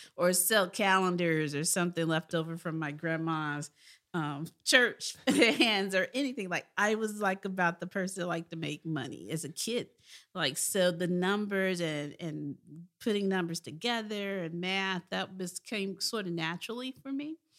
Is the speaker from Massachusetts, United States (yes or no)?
no; Memphis, Tennessee, United States; I was from Memphis, Tennessee